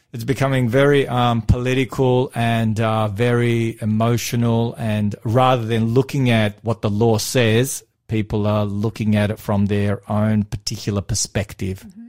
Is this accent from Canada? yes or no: no; Australia; I'm from Australia